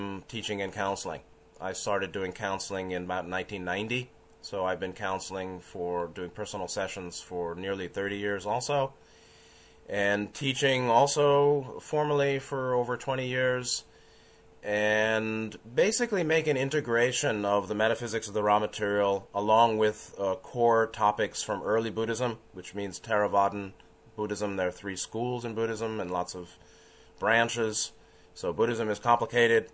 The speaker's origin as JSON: {"language": "English", "town": "New York City", "region": "New York", "country": "United States", "tie": "born or raised there", "said": "I was born in 1962 in New York City, so I'm 55 years old now"}